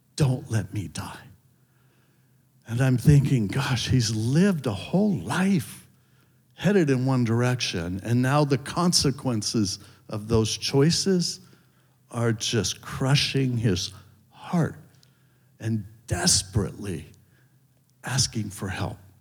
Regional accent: Hermosa Beach, California, United States; I grew up in Hermosa Beach, up in LA County

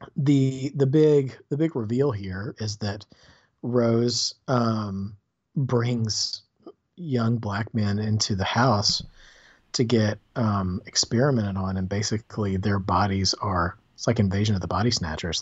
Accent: the South, United States; growing up in the South

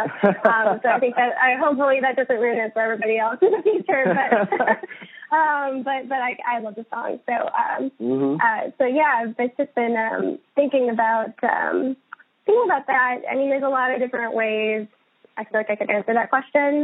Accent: St. Paul, Minnesota, United States; also born or lived in Iowa; now in Boston, United States; I hail from St. Paul, Minnesota

